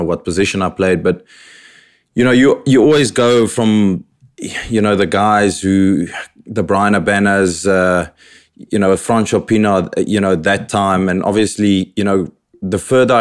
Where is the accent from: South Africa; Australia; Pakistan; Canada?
South Africa; Robertson, Western Cape; also born or lived in Paarl; now in United Kingdom; My childhood, I was born in Paul. Shortly after that, we moved to Robertson, where I basically grew up